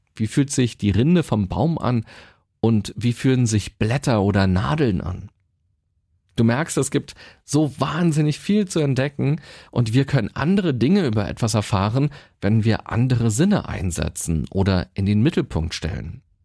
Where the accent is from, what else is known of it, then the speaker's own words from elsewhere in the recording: Berlin, Germany; Ich selbst bin ein absolutes Stadtkind. Ich bin in Berlin geboren und bin hier auch immer gewesen